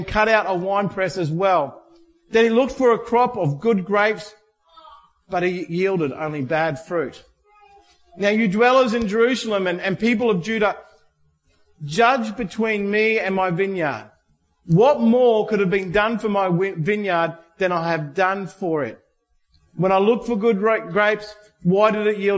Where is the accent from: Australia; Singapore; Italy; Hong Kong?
Australia; being Australian